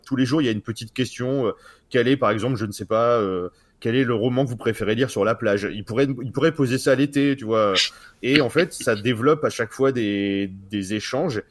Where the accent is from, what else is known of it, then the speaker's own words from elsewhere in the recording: France; nous, on est français